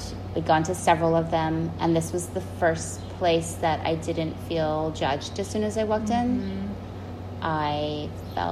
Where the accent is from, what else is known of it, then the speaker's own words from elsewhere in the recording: San Antonio, Texas, United States; Growing up in San Antonio and going to public school